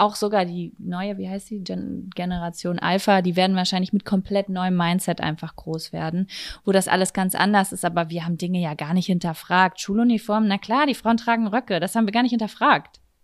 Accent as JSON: {"language": "German", "town": "Lübbecke", "region": "North Rhine-Westphalia", "country": "Germany", "said": "hier bei uns in Lübbecke slash Blasheim"}